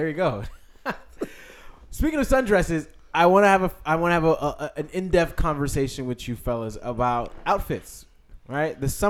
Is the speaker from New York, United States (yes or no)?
yes; New York City, New York, United States; I'm from New York City, right?